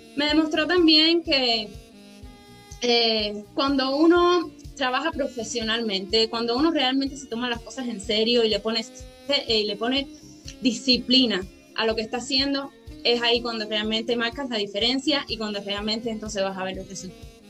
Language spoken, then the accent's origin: Spanish; Cuba; now in Montreal, Canada; nací en Cuba